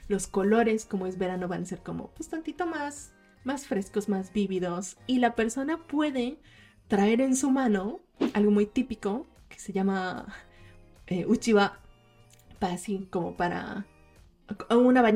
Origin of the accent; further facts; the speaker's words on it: Mexico; cuando en los veranos, creciendo como japonesas mexicanas, nos íbamos con nuestras familias a ver los fuegos artificiales.